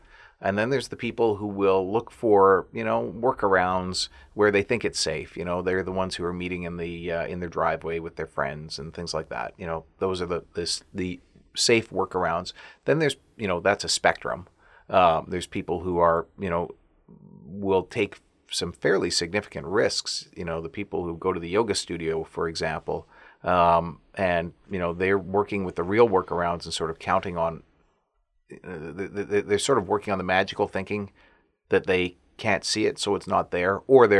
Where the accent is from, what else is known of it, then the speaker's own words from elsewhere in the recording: Alberta, Canada; I'm from Alberta.